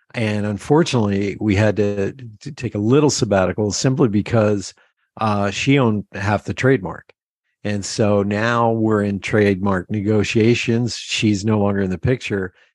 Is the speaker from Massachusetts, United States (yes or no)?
no; Pennsylvania Dutch area, United States; We're from that, you know, that uh, Pennsylvania Dutch area